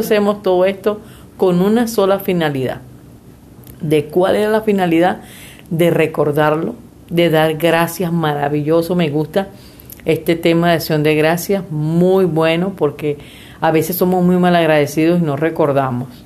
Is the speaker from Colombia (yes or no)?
no; Venezuela; moved away as an adult; now in Mexico; esa fue la Venezuela que yo dejé.